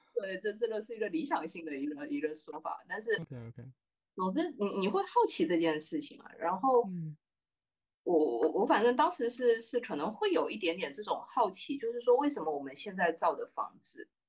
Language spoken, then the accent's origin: Chinese; Xiamen, Fujian, China; 我是厦门人，然后我，我当时住在鼓浪屿